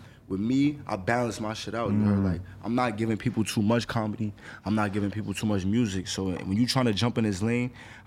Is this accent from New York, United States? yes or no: yes; New York City, New York, United States; I come from the Bronx